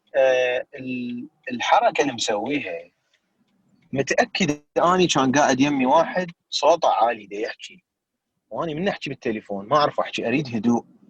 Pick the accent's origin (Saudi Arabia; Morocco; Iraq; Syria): Iraq; now in United States; إحنا يعني عراقيين